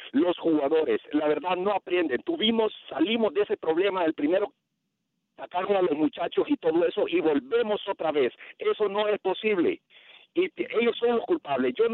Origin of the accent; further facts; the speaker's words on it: El Salvador; now in Los Angeles, United States; yo soy del Salvador